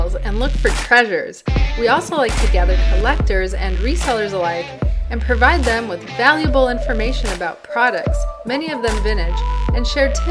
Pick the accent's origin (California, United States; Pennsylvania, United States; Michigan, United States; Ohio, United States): California, United States; Southern; I grew up here in Southern California